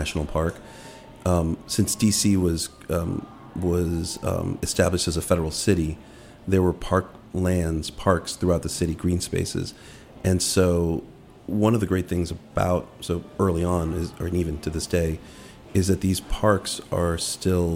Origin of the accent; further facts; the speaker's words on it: Langley Park, Maryland, United States; also born or lived in Washington, D.C.; The majority of my life, I grew up in Langley Park